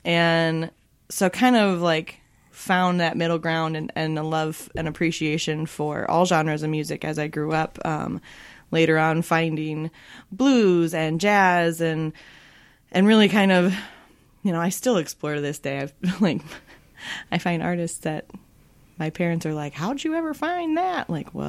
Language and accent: English; Michigan, United States; also born or lived in Minnesota; now in Los Angeles, United States; So I grew up in Michigan and Minnesota, and eventually made my way out to LA.